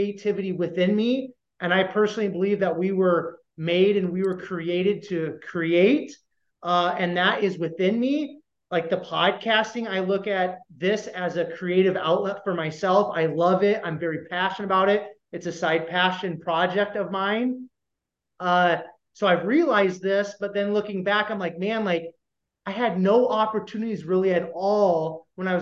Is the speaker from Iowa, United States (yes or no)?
yes; Iowa, United States; growing up in Iowa